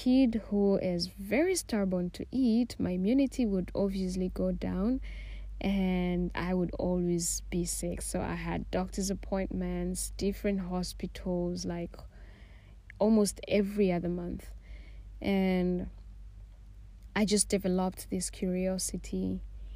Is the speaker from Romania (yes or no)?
no; Tanzania; moved away as an adult; I am Tanzanian. I was born and raised in Tanzania